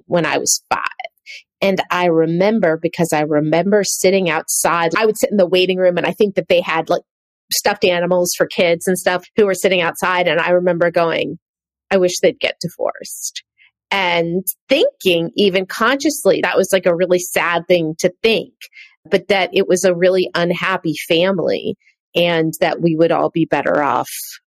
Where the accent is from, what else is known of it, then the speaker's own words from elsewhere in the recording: Marin County, California, United States; I grew up in Marin County